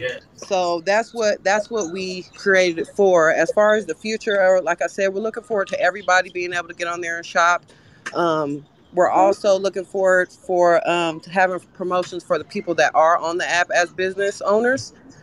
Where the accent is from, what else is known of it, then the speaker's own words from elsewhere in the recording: Wichita, Kansas, United States; now in Phoenix, United States; We are currently in Phoenix, Arizona. That's what I'm talking about. But we are from Wichita, Kansas.